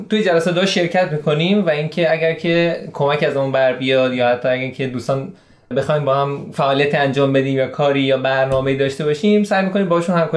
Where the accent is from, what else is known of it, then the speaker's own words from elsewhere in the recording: Shiraz, Fars, Iran; 29 سال و اندی دارم از شیراز هستیم